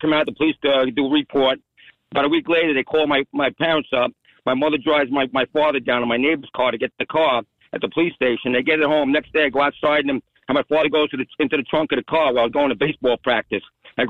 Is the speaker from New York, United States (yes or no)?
yes; New York City, New York, United States; now in Point Pleasant, United States; I grew up on Staten Island, like about 50 years old.